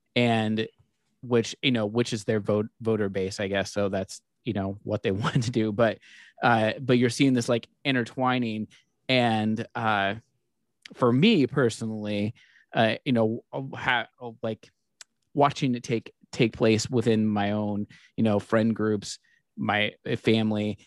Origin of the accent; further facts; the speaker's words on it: United States; American Christians, and I should say, uh, white American Christians